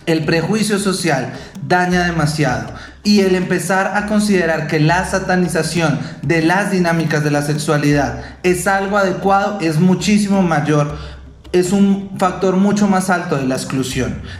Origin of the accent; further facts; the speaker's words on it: Venezuela; moved away; soy una persona venezolana que no está regular en el país